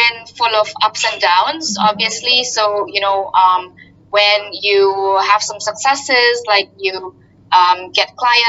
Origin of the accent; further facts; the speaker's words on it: Indonesia; moved away as an adult; also born or lived in Singapore / United States / Switzerland; I come from Indonesia and I studied in Singapore